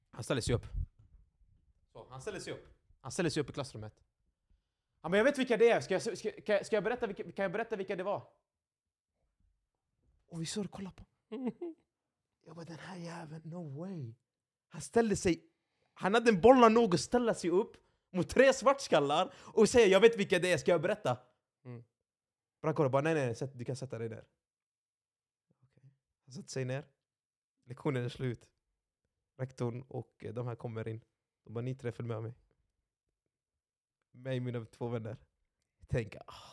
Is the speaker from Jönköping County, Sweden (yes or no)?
no; Gothenburg, Västra Götaland, Sweden; Jag är uppväxt i Tynnered.